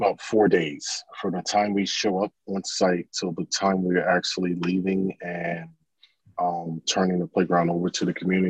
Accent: Orlando, Florida, United States; We're originally from Orlando, Florida

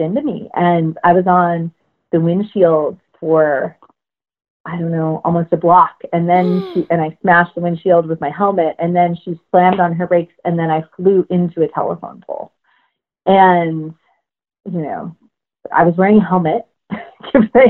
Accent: Washington, United States; moved away; I grew up in Washington State, and I grew up in the woods

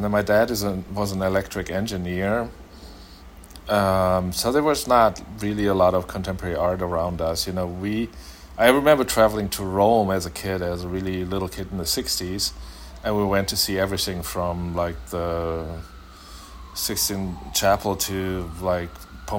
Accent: Germany; English is a second language; now in -; In Germany, everything is near, but it was like two and a half hour drive.

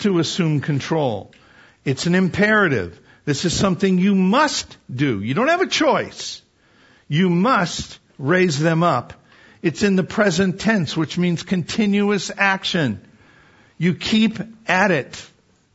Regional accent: Wisconsin, United States; I grew up in Wisconsin

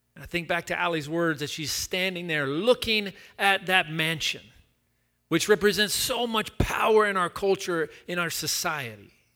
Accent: Chattanooga, Tennessee, United States; now in West Palm Beach, United States; I'm from Chattanooga

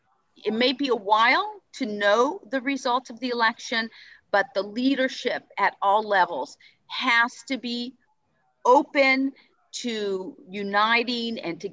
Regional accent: California, United States; I'm a Californian.

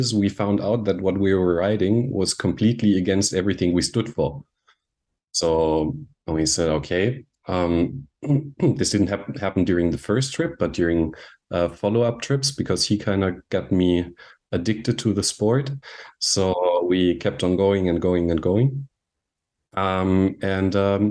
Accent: Munich, Bavaria, Germany; moved away as an adult; also born or lived in Austria / Vienna, Austria; now in Anglet, France; I grew up in Munich, Germany, where I lived for the first 20 years of my life

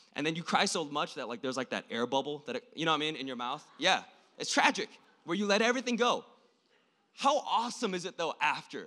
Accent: South Korea; moved away; I was born in South Korea, I'm not from here, and I was born an hour away from the border between South and North Korea

